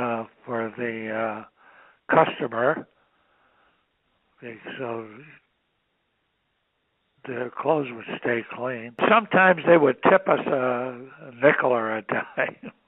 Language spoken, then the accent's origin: English; Detroit, Michigan, United States; I was born in January the 15th, 1925, in Detroit, Michigan.